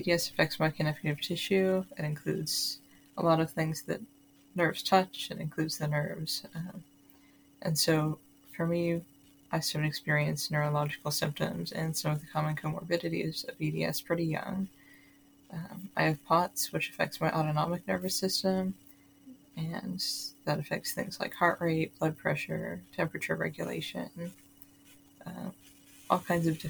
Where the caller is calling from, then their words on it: Seattle, Washington, United States; I'm calling from Seattle, Washington here